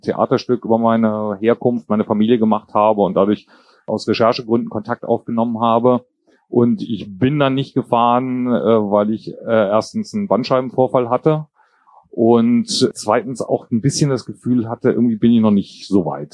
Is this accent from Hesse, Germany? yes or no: yes; Kassel, Hesse, Germany; also born or lived in Jordan / Braunschweig; Also aufgewachsen bin ich in Kassel